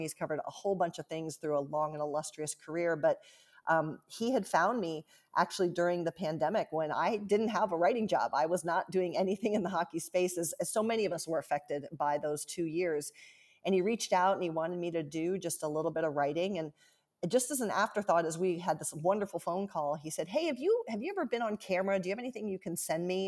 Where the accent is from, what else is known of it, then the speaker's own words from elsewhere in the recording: Central Ohio, United States; moved away as an adult; also born or lived in Washington, D.C.; now in Seattle, United States; I grew up in Central Ohio